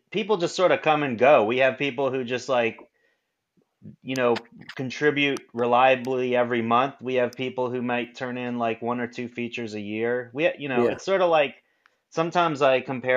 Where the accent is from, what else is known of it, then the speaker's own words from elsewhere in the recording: New Orleans, Louisiana, United States; I grew up on Lower Line Street in the Carrollton area